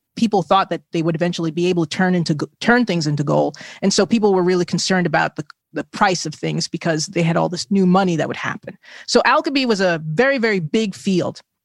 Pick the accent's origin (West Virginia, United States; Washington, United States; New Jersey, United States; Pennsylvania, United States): New Jersey, United States; my home state of New Jersey